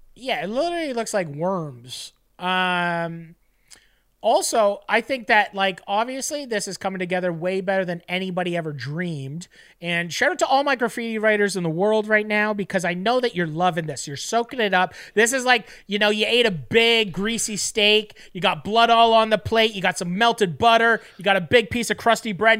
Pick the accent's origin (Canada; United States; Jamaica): Canada; Fort Erie, Ontario; a kid growing up in Fort Erie